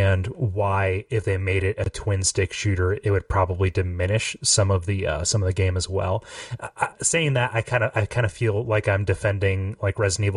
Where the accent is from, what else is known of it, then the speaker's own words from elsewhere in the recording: Ohio, United States; I'm from Ohio